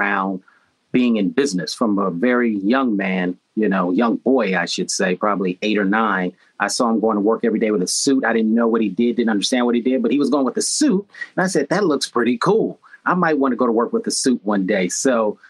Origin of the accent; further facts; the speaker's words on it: Chicago, Illinois, United States; I am from Chicago. Third generation Chicagoan, and went to schools in the southern suburbs of Chicago